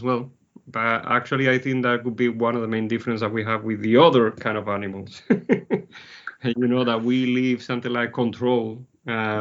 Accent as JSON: {"language": "English", "country": "Spain", "moved": "yes", "said": "I was in Spain in the 80s because I'm originally from Spain."}